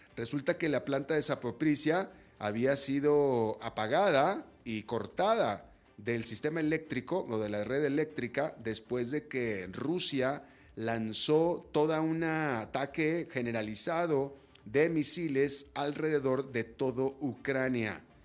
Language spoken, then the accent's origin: Spanish; Monterrey, Nuevo León, Mexico; Yo soy de esa área, por cierto. Yo soy de Monterrey, que es el norte de México